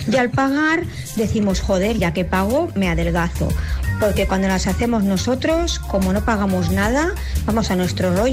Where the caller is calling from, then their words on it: Pamplona, Navarre, Spain; Hola chicos … de Pamplona